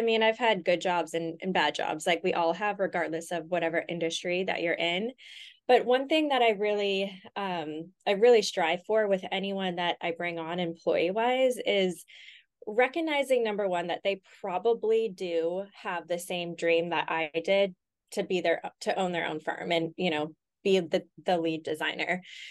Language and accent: English; Los Angeles, California, United States; now in Austin, United States; I'm from LA originally. Okay. I bounced around here and there to a few different places, but I would call LA home.